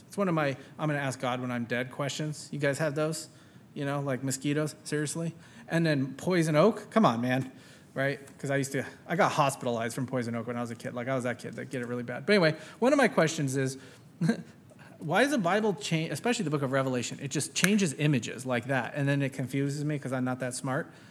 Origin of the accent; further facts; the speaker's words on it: San Francisco, California, United States; I grew up in San Francisco